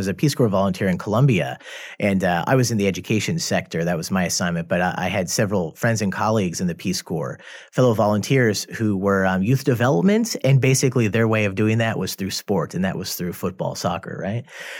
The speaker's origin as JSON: {"language": "English", "region": "Midwest", "country": "United States", "said": "I'm from the Midwest"}